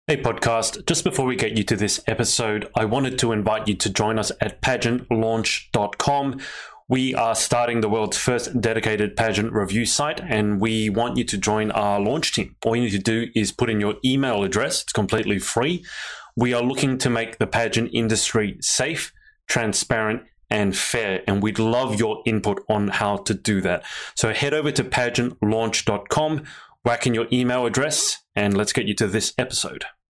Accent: Australia; I'm from Australia

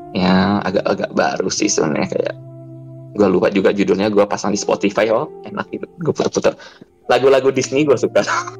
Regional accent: Bangka Belitung Islands, Indonesia; now in Jakarta, Indonesia; gua tuh besarnya di Bangka

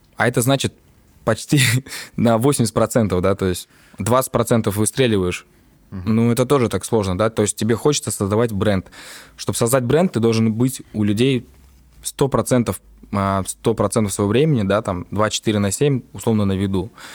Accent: Tallinn, Harju County, Estonia; я родился в Копле

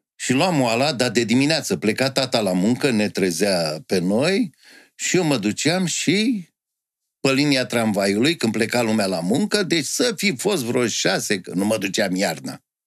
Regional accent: Bucharest, Romania; Am crescut în Ferentari, român în Ferentari

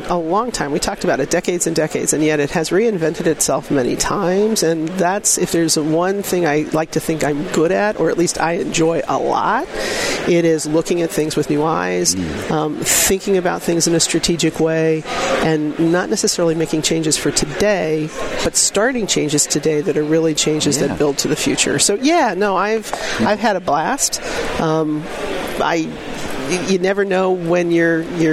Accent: Kansas City, United States; I'm from Kansas City

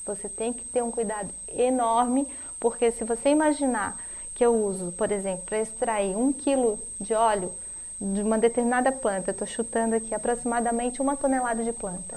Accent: Brazil; nós, como brasileiros

